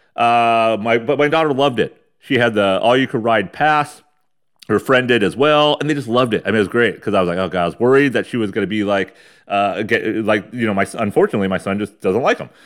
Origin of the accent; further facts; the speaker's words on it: Ramona, California, United States; When I was a kid, growing up in Ramona, California, the armpit of San Diego County